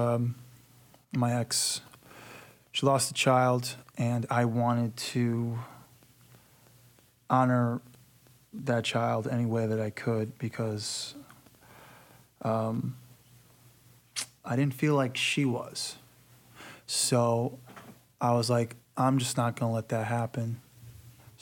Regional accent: Inglewood, California, United States; I grew up with my grandparents, and I grew up in Inglewood

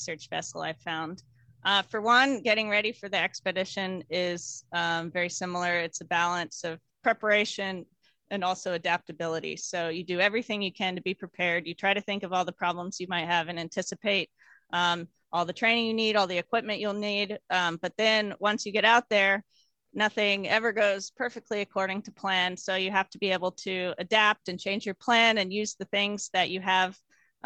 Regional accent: Houston, Texas, United States; I grew up in Houston, Texas

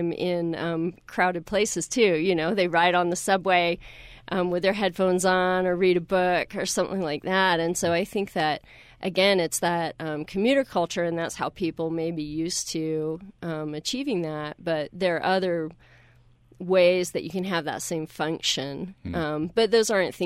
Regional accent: Deep South, United States; now in Utah, United States; I grew up in the Deep South

